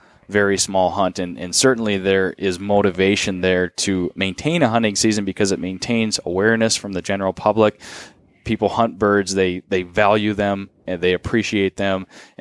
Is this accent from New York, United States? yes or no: no; Duluth, Minnesota, United States; in Spooner, Wisconsin, not too far from my hometown of Duluth.